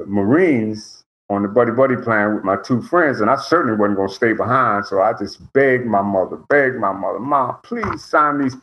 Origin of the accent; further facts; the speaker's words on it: Newark, New Jersey, United States; also born or lived in Lynchburg, Virginia; I grew up on South 6th Street in Newark, New Jersey.